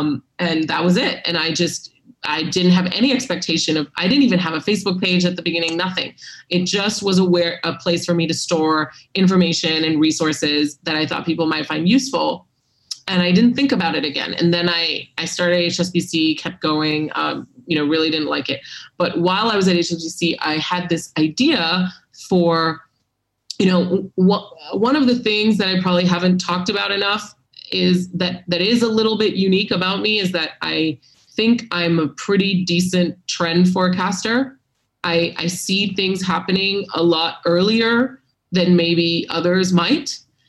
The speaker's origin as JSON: {"language": "English", "country": "Hong Kong", "tie": "born or raised there", "also_born_or_lived": "Singapore", "said": "maybe it was growing up in Hong Kong and Singapore, you know, two hugely finance-centered cities."}